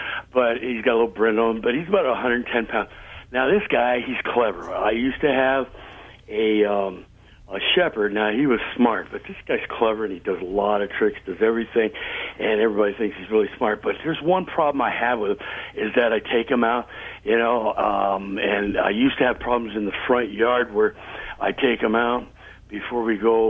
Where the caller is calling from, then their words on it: Cypress, California, United States; I'm calling from Cypress, California.